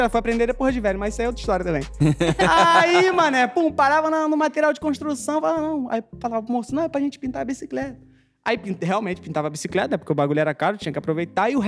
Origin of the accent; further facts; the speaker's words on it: Rio de Janeiro, Brazil; Nascido e criado na Rocinha, né? Lá na vila onde eu morava, tinha eu e tinha outro ….